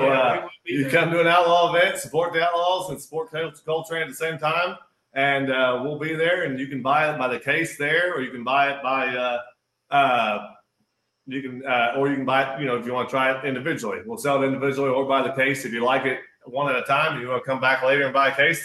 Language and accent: English; Tipton, United States; born or raised there